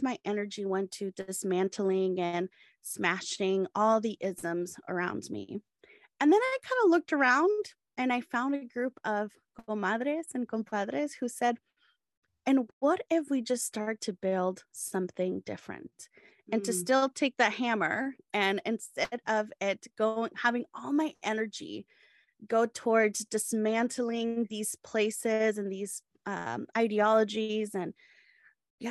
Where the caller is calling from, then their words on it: San Diego, California, United States; I am calling in from San Diego, California